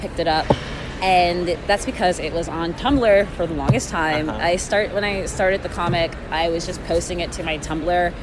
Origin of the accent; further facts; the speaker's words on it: Houston, Texas, United States; I'm from Houston, Texas